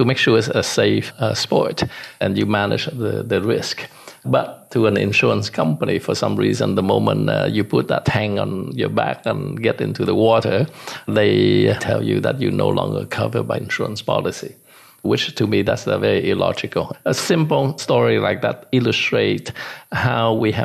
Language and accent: English; Vietnam; moved away; also born or lived in Hong Kong / Canada; I was born in Vietnam and grew up in Vietnam during the wartime. But at the end of the war, my mom and dad put me on a boat to send me off. And that was back in 79